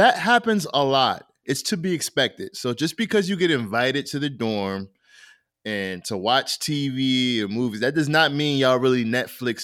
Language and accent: English; Rochester, New York, United States; I'm from Rochester